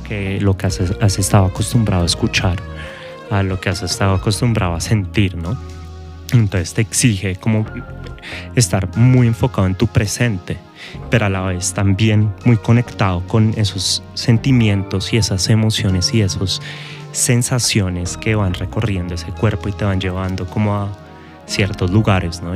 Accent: Bogotá, Colombia; nuestra ciudad, Bogotá

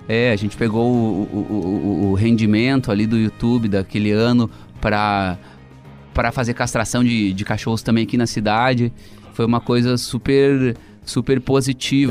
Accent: Cruz Alta, Rio Grande do Sul, Brazil; Eu sou de Cruz Alta, que também é tem a coxilha nativista, que eu ia desde criança.

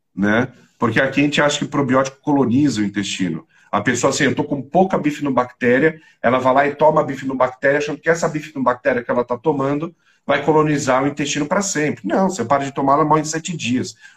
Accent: São Paulo, Brazil; eu sou paulistano, nasci na Beneficência Portuguesa, bem no centro de São Paulo

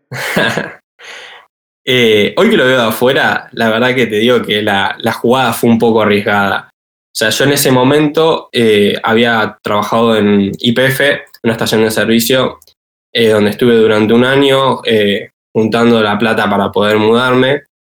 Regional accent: Bahía Blanca, Buenos Aires Province, Argentina; moved away as an adult; now in Buenos Aires, Argentina; soy de Bahía Blanca, vivo en Capital Federal

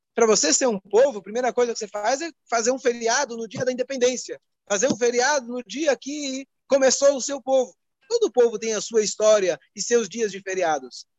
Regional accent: Brazil; como bons brasileiros

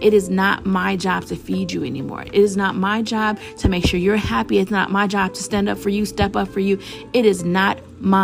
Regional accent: Chicago, Illinois, United States; I'm from Chicago

